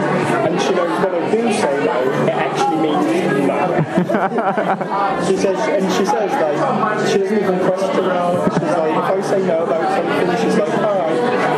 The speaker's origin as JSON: {"language": "English", "region": "Texas", "country": "United States", "said": "What do you mean London? I'm from Texas."}